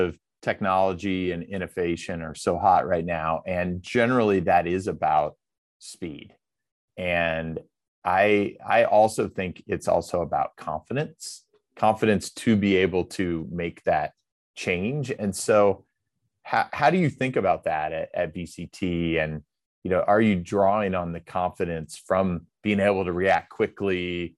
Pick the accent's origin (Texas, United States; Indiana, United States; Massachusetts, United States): Indiana, United States; the community bank in my hometown in Indiana